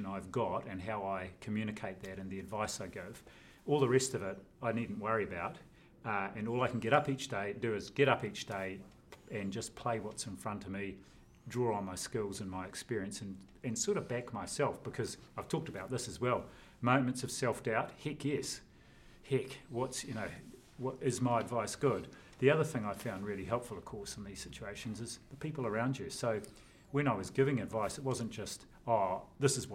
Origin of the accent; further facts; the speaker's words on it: Tawa, Wellington, New Zealand; also born or lived in Napier, Hawke's Bay / Auckland; First 6 years of my life in Marae Nui, Napier. Then shifted to Tawa